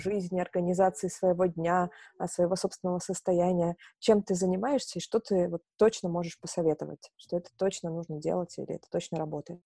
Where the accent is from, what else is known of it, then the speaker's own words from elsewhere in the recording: Novorossiysk, Krasnodar Krai, Russia; now in Moscow, Russia; я сама, э, с юга, я родилась в Новороссийске, это, э, юг, Чёрное море, Краснодарский край. Вот, и когда я переехала в Москву